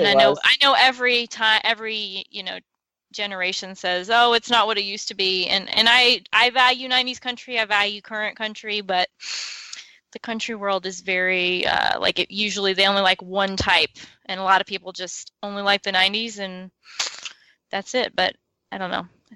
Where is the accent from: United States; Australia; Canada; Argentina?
United States; the South; moved away; I grew up a lot in the South